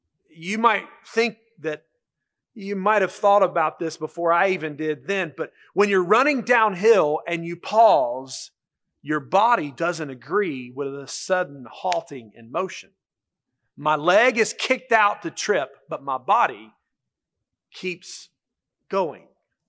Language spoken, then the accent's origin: English; Charlotte, North Carolina, United States; When I was growing up in Charlotte, there was a little boy who was in school with me.